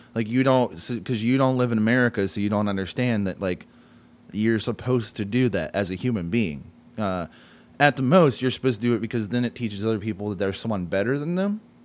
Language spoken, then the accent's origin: English; United States; we're white American males